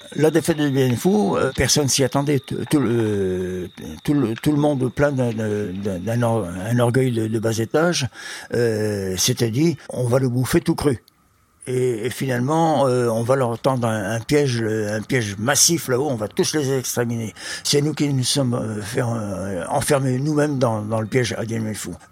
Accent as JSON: {"language": "French", "area": "Qui Nhon", "region": "Central Vietnam", "country": "Vietnam", "tie": "born or raised there", "moved": "yes", "lives_now": "France", "said": "je suis né à Quignon, dans le centre du Vietnam"}